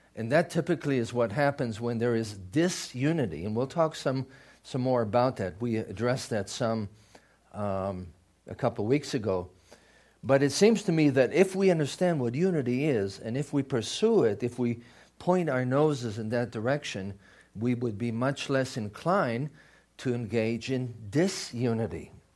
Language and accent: English; Israel; moved away; I grew up in Israel